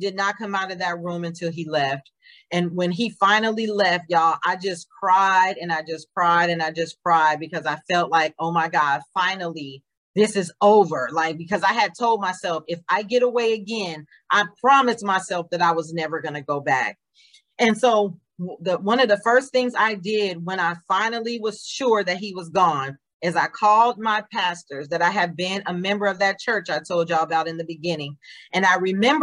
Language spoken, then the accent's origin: English; Nevada, United States; moved away; I was born in Nevada